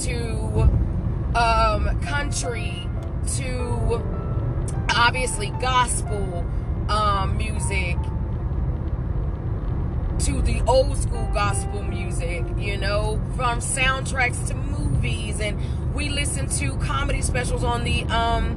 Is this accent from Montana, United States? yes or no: no; High Point, North Carolina, United States; growing up in High Point, in J.C. Morgan, it is a project public housing place